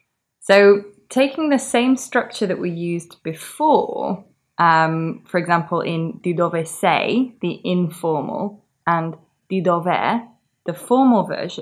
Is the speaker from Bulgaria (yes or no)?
no; England, United Kingdom